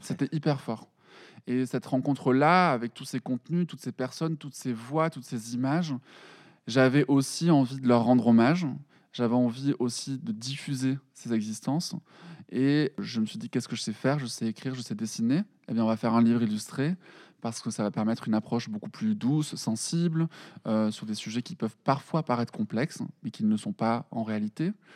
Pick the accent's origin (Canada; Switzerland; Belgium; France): France; Perpignan, Occitania; moved away as an adult; now in Paris, France; je suis de Perpignan